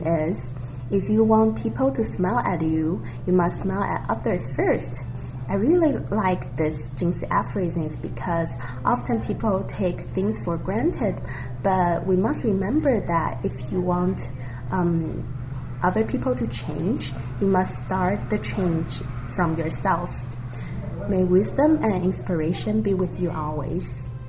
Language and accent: English; Vancouver, British Columbia, Canada; I'm from Vancouver, Canada